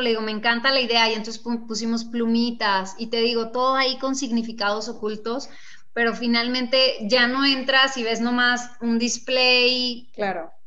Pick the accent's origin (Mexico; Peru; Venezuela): Mexico; Casas Grandes, Chihuahua; moved away as an adult; now in Mexico City, Mexico; Pues soy de Chihuahua, efectivamente, nací en Casas Grandes, sacando de mi tierra tengo 22 años viviendo en la Ciudad de México.